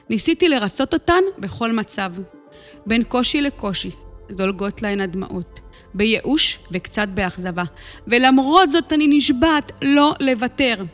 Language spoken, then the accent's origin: Hebrew; Or Akiva, Haifa District, Israel; גדלתי כאן, באור עקיבא. אני הגדולה מבין שלושה אחים.